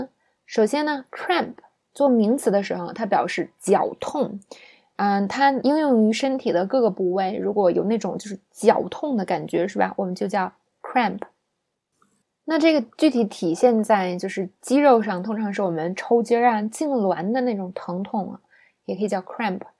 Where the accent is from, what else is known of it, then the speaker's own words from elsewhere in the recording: China; 那么，作为中国人呢，我就说了啊，吃凉的东西呢，会让你的呃痛经更严重